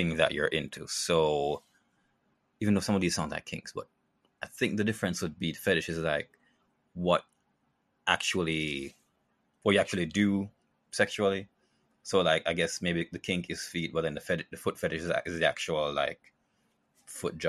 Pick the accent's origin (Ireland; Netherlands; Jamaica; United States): Jamaica; living in Jamaica